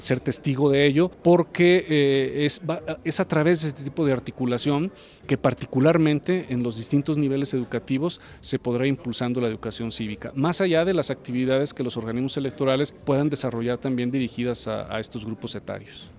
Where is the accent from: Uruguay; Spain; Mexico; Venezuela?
Mexico; San Luis Potosí; yo soy aquí vecino de San Luis Potosí